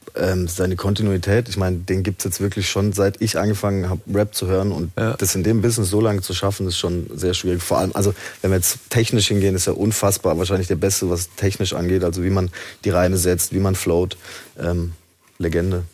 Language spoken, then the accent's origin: German; Haslach im Kinzigtal, Baden-Württemberg, Germany; moved away as an adult; also born or lived in Zell am Harmersbach; now in Stuttgart, Germany; ich bin in Zell am Hamersbach geboren